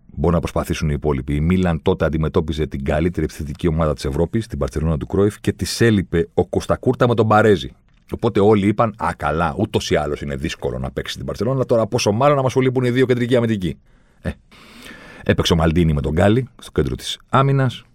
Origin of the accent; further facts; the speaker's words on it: Greece; Μου λέει από πού είσαι. Του λέω από την Ελλάδα